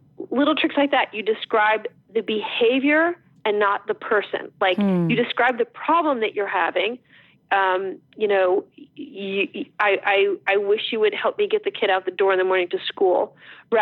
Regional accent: New Jersey, United States; I'm from New Jersey

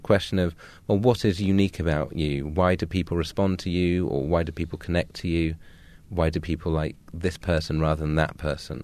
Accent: Suffolk, East of England, United Kingdom; also born or lived in London; I was born in London and lived near Elephant and Castle, and then we moved to Suffolk, the jewel of the East in England, when I was around 6 or 7

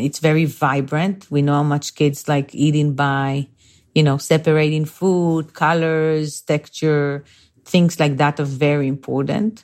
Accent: Bnei Brak, Tel Aviv District, Israel; moved away; I grew up in a small town called Bnei Brak, uh, and this is like five, seven minutes from Tel Aviv

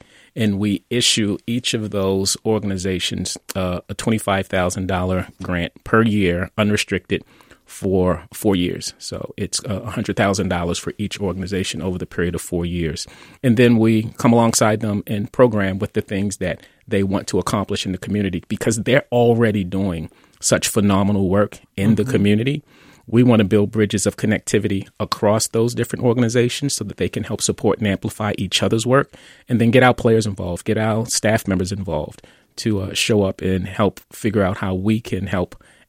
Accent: Baltimore, Maryland, United States; West Baltimore Park Heights.

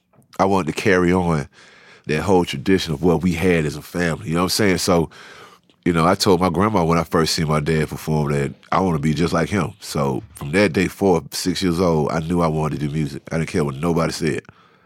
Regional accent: Savannah, Georgia, United States; now in Atlanta, United States; I've always been proud of the fact that we came from Savannah, and my dad was kind of a prodigy when he was younger because he put a record out in his younger days when he was in high school out there.

